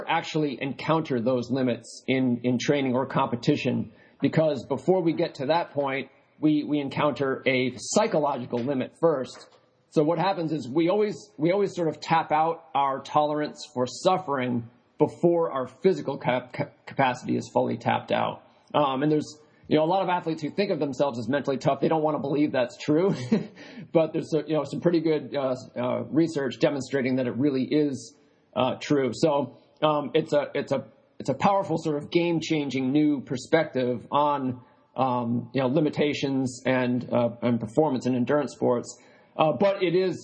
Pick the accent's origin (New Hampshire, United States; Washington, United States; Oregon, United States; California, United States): New Hampshire, United States; when I was growing up in New Hampshire, my father ran marathons